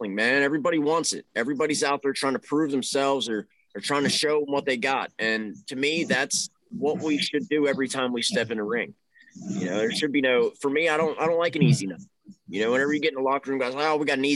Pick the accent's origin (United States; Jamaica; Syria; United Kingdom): United States; Pittsburgh, Pennsylvania; I'm from the Pittsburgh area